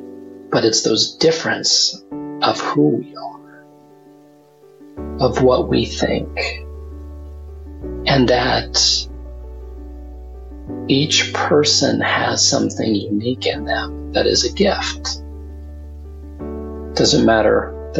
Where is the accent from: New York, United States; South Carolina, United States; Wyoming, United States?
Wyoming, United States; I come from, I grew up in Wyoming